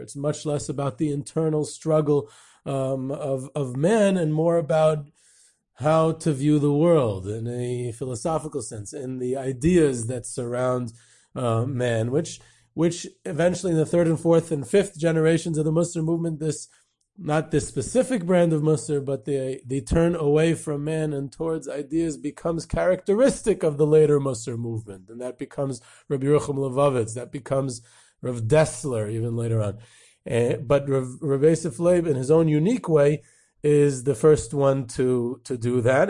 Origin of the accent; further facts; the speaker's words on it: United States; I grew up in Muncie